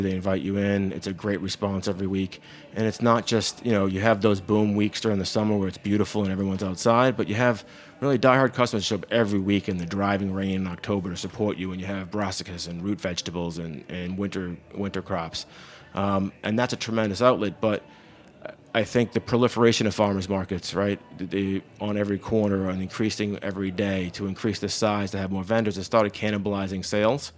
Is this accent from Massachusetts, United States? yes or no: yes; Massachusetts, United States; moved away as an adult; now in New Paltz, United States; I grew up farming in Massachusetts